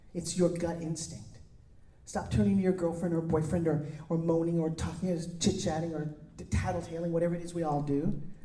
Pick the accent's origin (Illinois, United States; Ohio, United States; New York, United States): New York, United States; now in California, United States; I come from New York